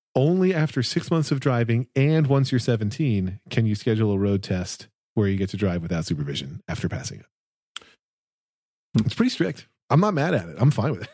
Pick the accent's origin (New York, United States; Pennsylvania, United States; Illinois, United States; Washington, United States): Pennsylvania, United States; now in New Jersey, United States; I grew up in Pennsylvania